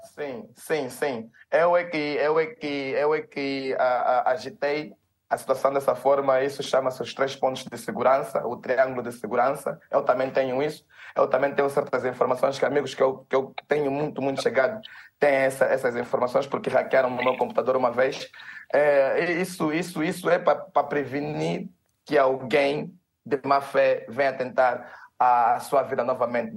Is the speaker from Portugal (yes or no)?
no; Angola; E nós, como angolanos